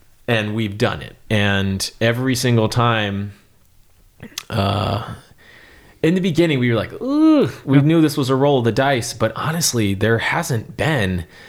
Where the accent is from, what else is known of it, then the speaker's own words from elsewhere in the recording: Texas, United States; We're wild West Texas quail in a Stetson out there and amongst the, you know, mesquite and thorns and all that kind of stuff.